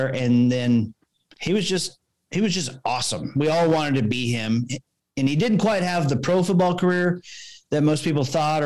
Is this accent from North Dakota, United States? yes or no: no; Tulsa, Oklahoma, United States; also born or lived in Norman, Oklahoma; I grew up in Tulsa, Oklahoma